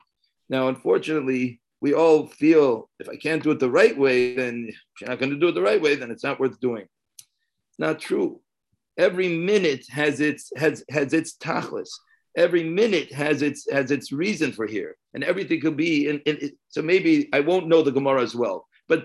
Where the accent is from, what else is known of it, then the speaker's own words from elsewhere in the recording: San Antonio, Texas, United States; I'm from San Antonio